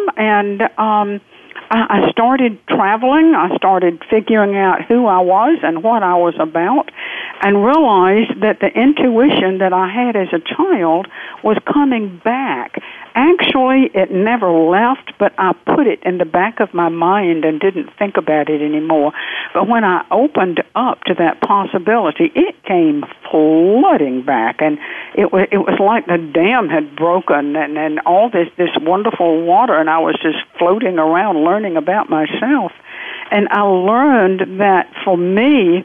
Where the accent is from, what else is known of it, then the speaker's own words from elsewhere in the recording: the South, United States; accent: southern; I'm from the South. The accent will not change